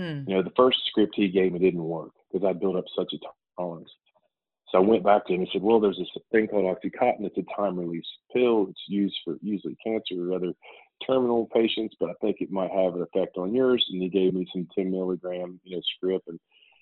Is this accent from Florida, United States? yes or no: no; Huntington, West Virginia, United States; moved away; my hometown in Huntington, West Virginia